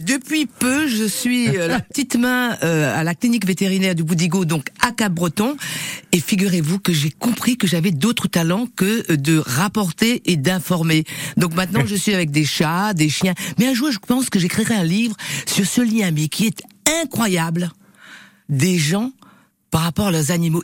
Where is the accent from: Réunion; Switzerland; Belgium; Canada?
Réunion; accent: Creole; French is a second language; moved away; je suis parti de l'île de la Réunion où je suis né pour découvrir le monde